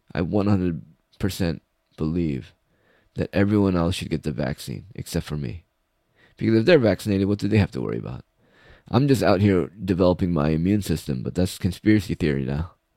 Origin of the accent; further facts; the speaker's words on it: United States; I'm American.